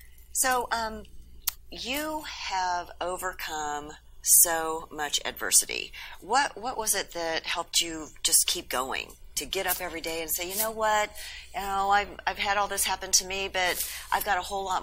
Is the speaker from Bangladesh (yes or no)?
no; Texas, United States